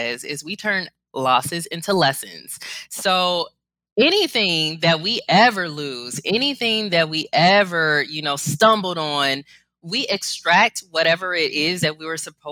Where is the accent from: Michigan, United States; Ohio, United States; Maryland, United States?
Ohio, United States; Cleveland; I'm born and raised in Cleveland